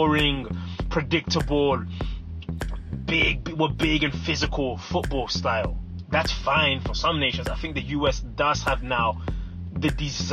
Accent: London, United Kingdom; moved away as an adult; also born or lived in Democratic Republic of the Congo; now in United States; I was born in the Congo, I grew up in London, England, and I lived now over 10 years in the United States

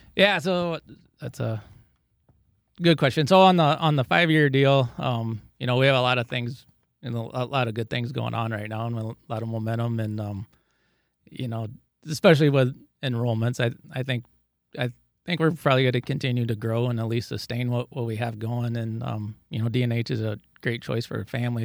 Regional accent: Dike, Iowa, United States; I grew up here in Dyke. Uh, I lived on a, grew up on a farm two miles west of Dyke

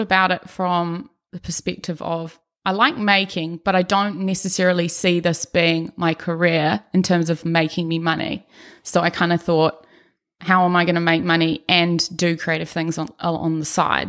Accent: Auckland, New Zealand; accent: Brummie; also born or lived in Birmingham, England; moved to Auckland, New Zealand when I was five years old, me, my sister, my parents. And, yeah, grew up around Ellerslie area mostly

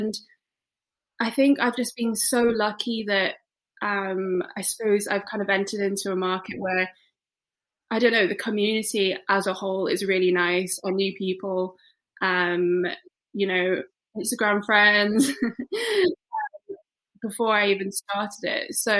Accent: Isle of Man; moved away as an adult; also born or lived in West Midlands, United Kingdom; now in Edinburgh, United Kingdom; No. So I was born in the West Midlands, and then when I was 9, my parents moved us to the Isle of Man.

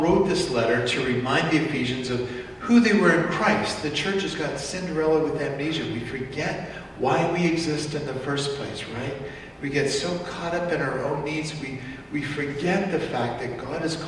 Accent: Canada; my people got off the boat about 100 years ago in Canada, and other than calling myself Canadian, what am I?

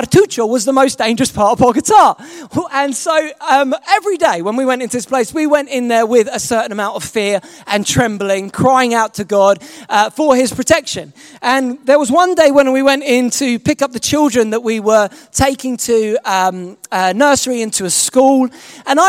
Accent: England, United Kingdom; I'm not American, I'm English.

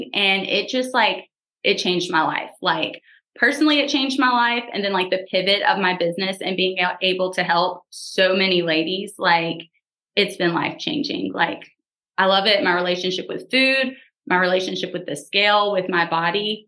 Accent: South Louisiana, United States; I am from South Louisiana, born and raised here

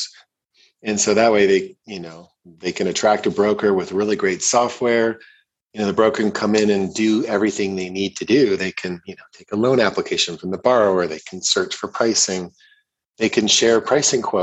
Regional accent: Ohio, United States; also born or lived in Canada; now in Boulder, United States; I was born in Ohio

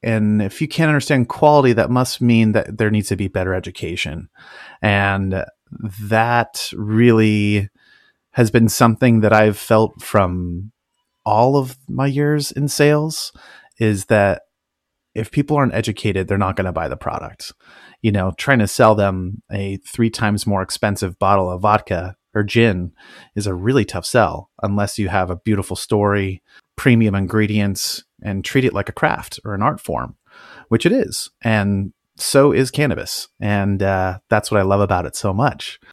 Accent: Napa Valley, California, United States; moved away as an adult; also born or lived in Tacoma; I grew up in the Napa Valley

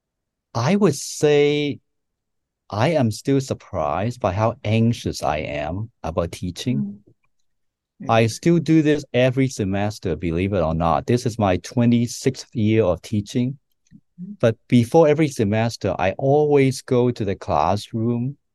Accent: Hong Kong; now in United States; I grew up in Hong Kong

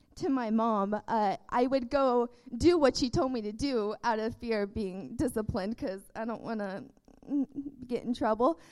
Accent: Texas, United States; I was born in Texas

